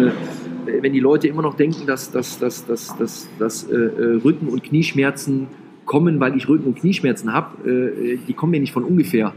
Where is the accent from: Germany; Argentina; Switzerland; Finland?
Germany; Rhineland; ich bin ja Rheinländer